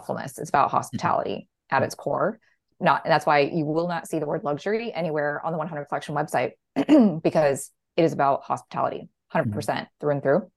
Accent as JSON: {"language": "English", "town": "Orlando", "region": "Florida", "country": "United States", "tie": "born or raised there", "said": "I grew up in Orlando"}